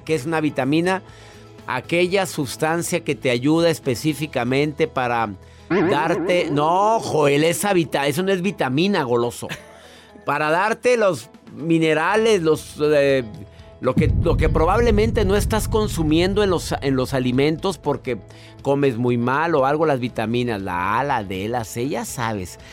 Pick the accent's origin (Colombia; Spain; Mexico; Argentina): Mexico; en mi país existe una ley que es la ley Olimpia